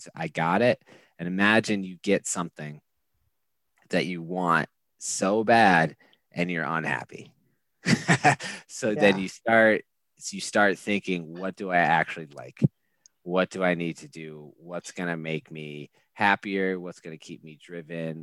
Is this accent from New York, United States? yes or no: no; Eden Prairie, Minnesota, United States; moved away as an adult; also born or lived in Montana / Wyoming / Chicago; I grew up in a place called Eden Prairie, Minnesota.